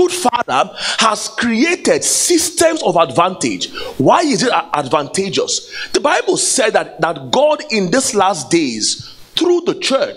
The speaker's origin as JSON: {"language": "English", "region": "Igboland", "country": "Nigeria", "said": "I come from the Igbo tribe in Nigeria"}